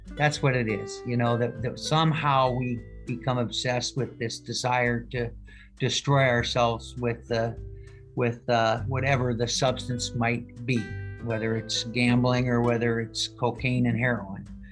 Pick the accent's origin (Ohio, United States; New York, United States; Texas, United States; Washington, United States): Washington, United States; Seattle; I grew up here in Seattle